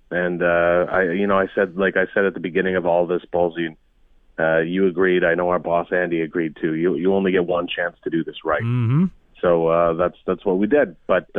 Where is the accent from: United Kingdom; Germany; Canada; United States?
Canada; Saskatchewan; born or raised there